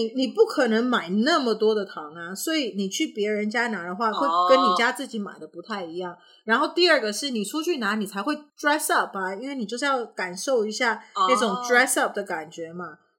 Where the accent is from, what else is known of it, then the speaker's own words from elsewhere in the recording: Canada; 我我其实小时候呢，我是在加拿大，